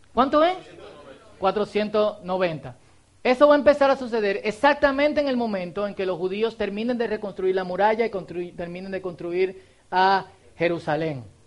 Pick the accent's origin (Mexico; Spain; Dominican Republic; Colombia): Dominican Republic